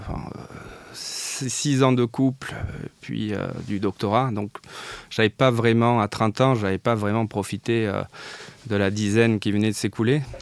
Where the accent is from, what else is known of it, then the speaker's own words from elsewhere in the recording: south of France, France; puisque je venais du, sud de la France. J'avais fini mes études à Montpellier.